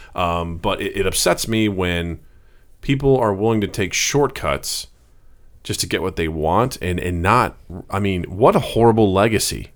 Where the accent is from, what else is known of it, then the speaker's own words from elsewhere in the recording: Missouri, United States; a town right by where I grew up in Missouri, a town called Edina